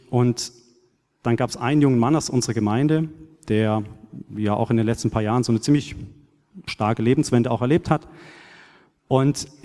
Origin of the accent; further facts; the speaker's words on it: Baden-Württemberg, Germany; ich bin auf einem kleinen Bauernhof aufgewachsen in Südbaden und war da schon als kleiner Knirps oft mit meinem Vater oder Großvater im, auf dem Acker unterwegs oder in den Weinbergen